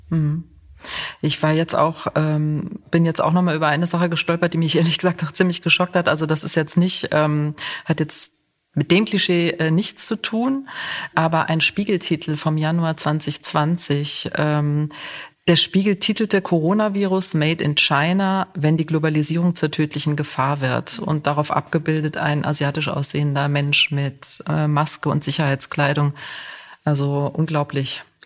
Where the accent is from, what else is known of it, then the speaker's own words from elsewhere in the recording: Saarland, Germany; moved away as an adult; also born or lived in Cologne / Munich; now in Göttingen, Germany; ich stamme aus dem Saarland